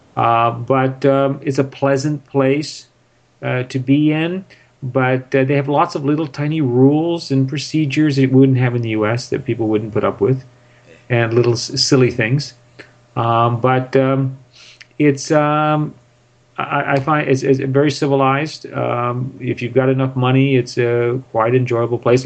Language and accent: English; Northern California near San Francisco, United States; moved away as an adult; also born or lived in Los Angeles, United States; now in Prague, Czech Republic; I was born and raised in Northern California near San Francisco